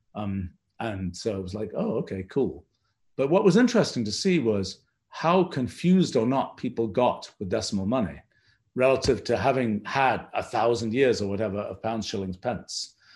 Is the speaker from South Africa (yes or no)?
no; England, United Kingdom; I was growing up in England